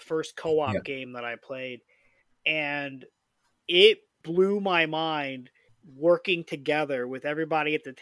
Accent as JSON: {"language": "English", "region": "Indiana", "country": "United States", "said": "I'm from Indiana"}